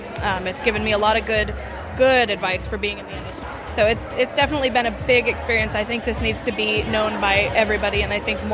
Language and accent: English; Pendleton, Oregon, United States; I am from Pendleton, Oregon, but I flew out of Portland, Oregon.